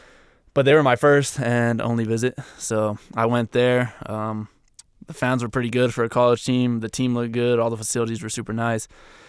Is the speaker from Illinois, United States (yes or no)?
no; New Mexico, United States; So I went to University of New Mexico, obviously. I'm from New Mexico.